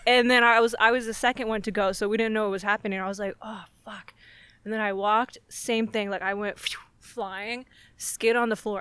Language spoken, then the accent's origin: English; Fallbrook, California, United States; North San Diego, like Fallbrook is my hometown.